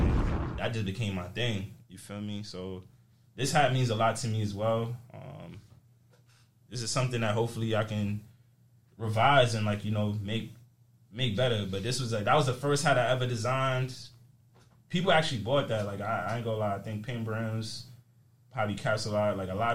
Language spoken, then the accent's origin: English; New York City, New York, United States; you know, I'm from Uptown, and that's the North Bronx.